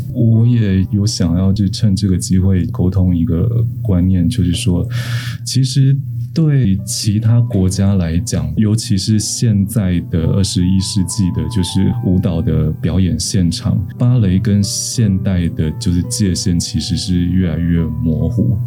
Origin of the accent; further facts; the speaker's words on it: Taiwan; 我们台湾人作为一个整体